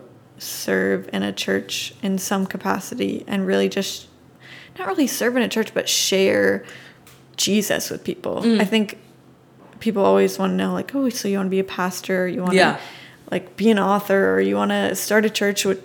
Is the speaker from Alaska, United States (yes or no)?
no; Washington, United States; now in Texas, United States; I grew up in Washington and I came to Texas